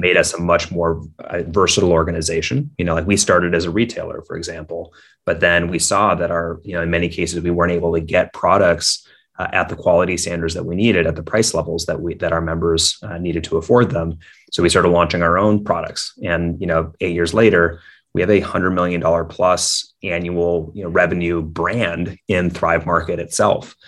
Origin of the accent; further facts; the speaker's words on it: Minneapolis, Minnesota, United States; I grew up in Minneapolis, Minnesota